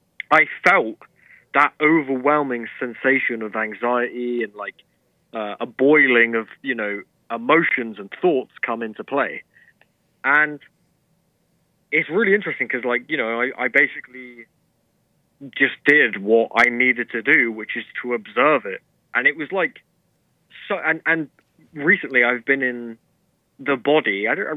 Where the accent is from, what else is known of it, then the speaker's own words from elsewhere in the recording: United Kingdom; But I'm British, right? But I always consider myself a wannabe American.